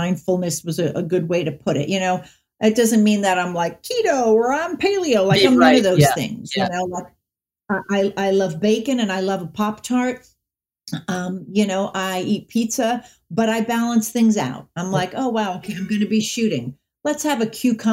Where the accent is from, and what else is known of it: Los Angeles, California, United States; born or raised there; also born or lived in Rockville Centre, New York